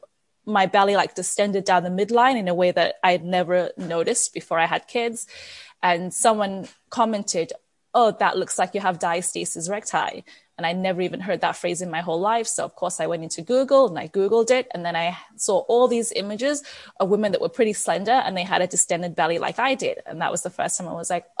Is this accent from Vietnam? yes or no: no; England, United Kingdom; moved away as an adult; also born or lived in Nigeria; now in Canada; I was born in Nigeria. I moved to England when I was 5. Because my dad's a doctor and a gynecologist, and he got hired at a hospital in England. I grew up in England, and then I've been in Canada for the last 13 years